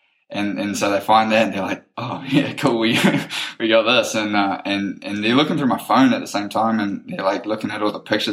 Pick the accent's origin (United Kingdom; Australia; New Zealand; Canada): New Zealand; I'm like, New Zealand.